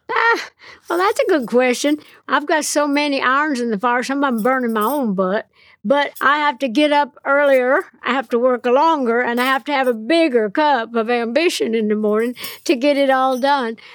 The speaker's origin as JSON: {"language": "English", "town": "Nashville", "region": "Tennessee", "country": "United States", "said": "I'm from Nashville"}